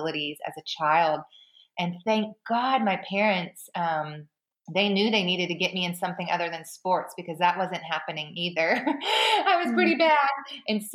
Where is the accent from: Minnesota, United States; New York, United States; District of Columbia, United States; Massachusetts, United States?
Massachusetts, United States; Boston; I grew up in Boston